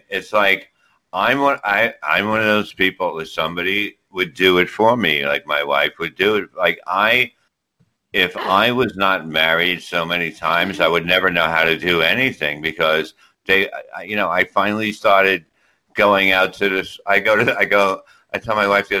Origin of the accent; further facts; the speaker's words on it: New York, United States; that's how we said it in New York